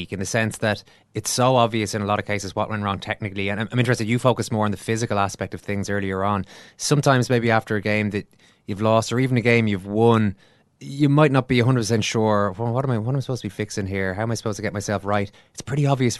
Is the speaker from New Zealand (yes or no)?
no; Ireland; We as Irish rugby men and women around the country